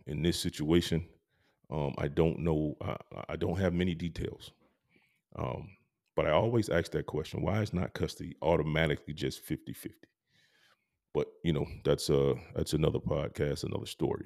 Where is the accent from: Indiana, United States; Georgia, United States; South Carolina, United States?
Georgia, United States; I'm from Georgia